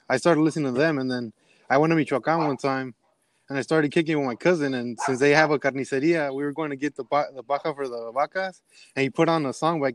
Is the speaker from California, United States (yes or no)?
yes; Compton, California, United States; also born or lived in Tijuana, Mexico; I grew up in Compton